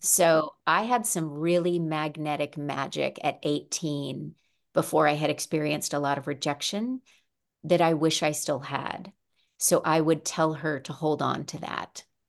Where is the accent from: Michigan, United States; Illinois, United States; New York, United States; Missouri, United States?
Missouri, United States; also born or lived in Arizona / Arkansas; now in California, United States; I grew up mostly in Missouri. I also lived in Arizona for about seven years and Arkansas in t, for two years